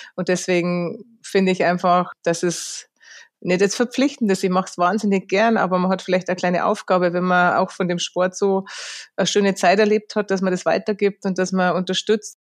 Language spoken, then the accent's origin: German; Lenggries, Bavaria, Germany; daheim am Braneck in Lengries beim Skifahren oder sonst, wenn es irgendwie geht, da am Berg, weil es einfach meine Heimat ist